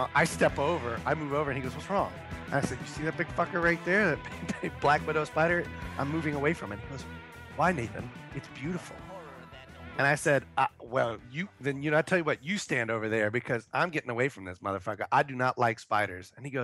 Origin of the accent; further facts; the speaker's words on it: New Orleans, Louisiana, United States; moved away as an adult; also born or lived in Baton Rouge; when I moved away from New Orleans, that's when I realized how much I loved it